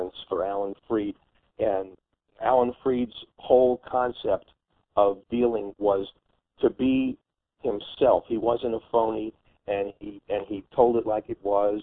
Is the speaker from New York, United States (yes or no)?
yes; New York City, New York, United States; I grew up in New York City